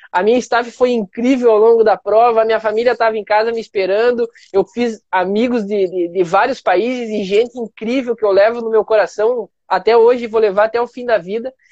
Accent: Brazil; porque eu sou um representante, eu sou brasileiro, tô lá no, no Chile

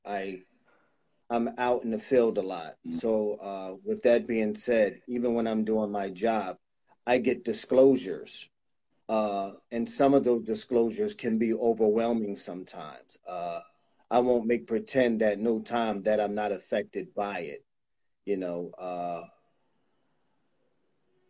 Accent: Philadelphia, Pennsylvania, United States; I'm from Philadelphia

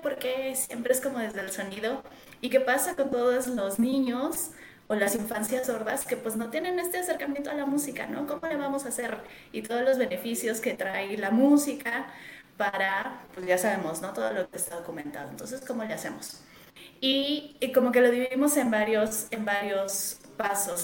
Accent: Mexico; Yo estoy en México. Eh, soy mexicana

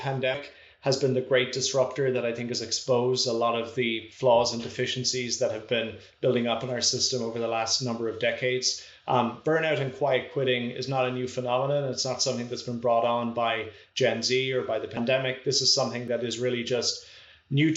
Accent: Ireland; moved away as an adult; now in Toronto, Canada; my home country of Ireland

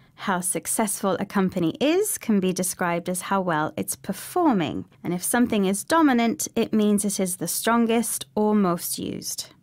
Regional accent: United Kingdom; we British

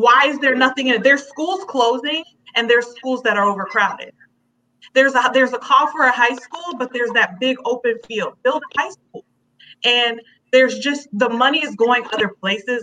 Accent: Chicago, Illinois, United States; Gage Park, the area we grew up in in Chicago

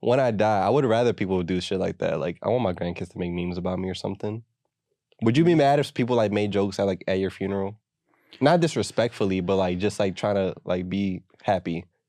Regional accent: United States; we're American

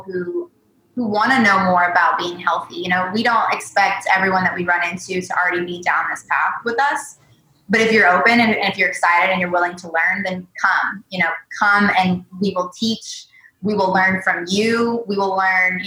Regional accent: the South, United States; moved away as an adult; now in California, United States; I am a Southerner

